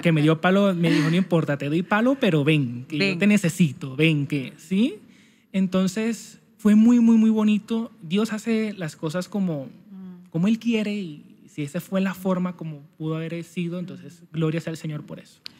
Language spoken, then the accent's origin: Spanish; Santa Marta, Magdalena, Colombia; soy natural de Santa Marta Magdalena, costeño